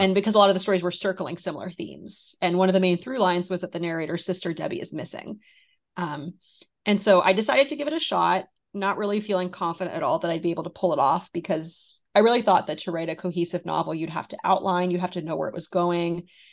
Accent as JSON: {"language": "English", "country": "Moldova", "moved": "yes", "lives_now": "United States", "said": "I'm from Moldova, which is, you know, one of the poorest countries in Europe"}